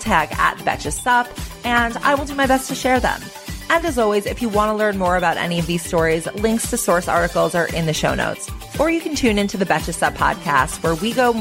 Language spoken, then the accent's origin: English; New York City, New York, United States; as a New Yorker